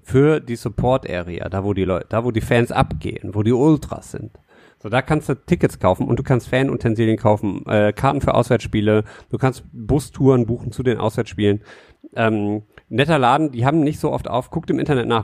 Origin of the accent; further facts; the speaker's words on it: Düsseldorf, North Rhine-Westphalia, Germany; wir sind ja Düsseldorfer Jungs. Wir kommen von hier